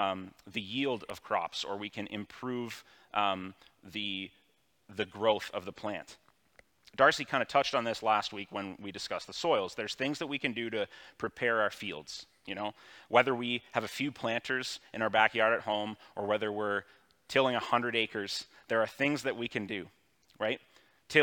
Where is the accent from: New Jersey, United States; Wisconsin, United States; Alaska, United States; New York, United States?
New York, United States; Elmira; it's a world that I've kind of always known growing up in Elmira at an arm's length